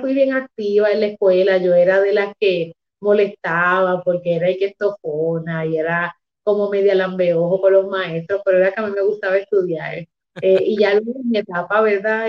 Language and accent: Spanish; Humacao, Puerto Rico; yo soy de Humacao, soy del campo de Humacao